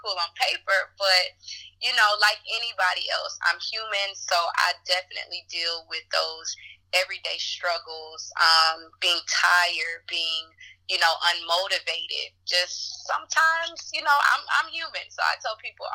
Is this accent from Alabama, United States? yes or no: yes; Mobile, Alabama, United States; I am from Mobile, Alabama